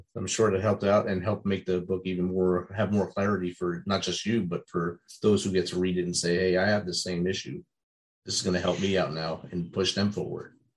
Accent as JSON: {"language": "English", "region": "New Jersey", "country": "United States", "tie": "born or raised there", "said": "I grew up in New Jersey and got kicked out of the Jersey Shore many times as a youth"}